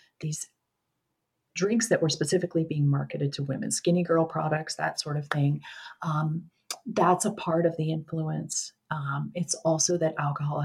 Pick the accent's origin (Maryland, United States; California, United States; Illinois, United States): Maryland, United States; Baltimore; moved away as an adult; now in Pittsburgh, United States; I'm originally from Baltimore, and we relocated to Pittsburgh, where I live now